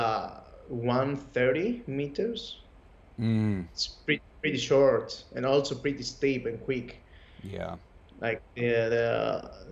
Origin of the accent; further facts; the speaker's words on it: Kalamata, Peloponnese, Greece; English is a second language; moved away as an adult; now in Athens, Greece; I'm actually not from Athens. I'm from a town named Kalamata, and it's a summer city too, so I'm used of the beach as well. I moved recently to Athens.